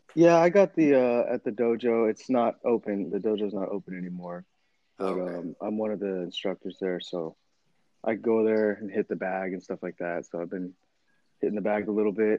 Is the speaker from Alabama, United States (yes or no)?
no; Temecula, California, United States; also born or lived in Torrance, California / Arizona; I was born in Torrance, California, but then we moved over to Temecula when I was probably like kindergarten, and then I've been there since